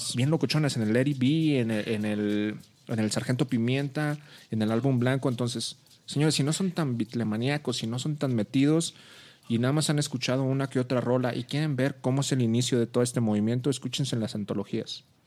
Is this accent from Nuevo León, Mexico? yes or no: yes; Monterrey, Nuevo León, Mexico; now in Mexico City, Mexico; yo soy regio y estuve aquí